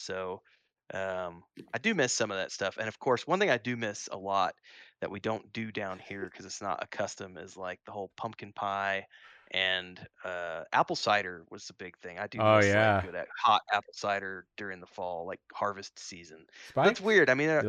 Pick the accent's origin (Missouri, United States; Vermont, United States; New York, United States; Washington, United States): Missouri, United States; But I do miss fall because I grew up in Missouri, so yeah.